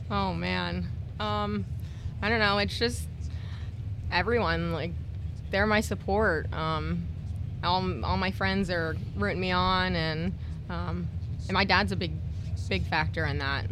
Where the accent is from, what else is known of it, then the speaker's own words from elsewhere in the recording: Pinellas Park, Florida, United States; I'm from Pinellas Park, born and raised there.